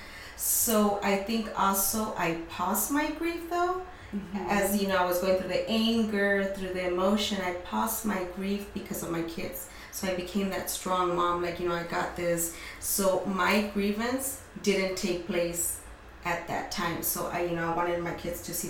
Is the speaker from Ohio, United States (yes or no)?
no; National City, California, United States; also born or lived in San Diego; I was born in San Diego. Raised in National City, and I still live there, haven't moved